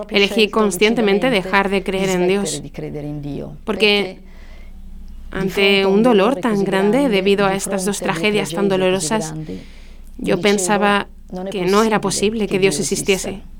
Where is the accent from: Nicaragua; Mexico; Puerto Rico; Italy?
Italy; de origen italiano y vivo en el norte de Italia, en medio de los Alpes.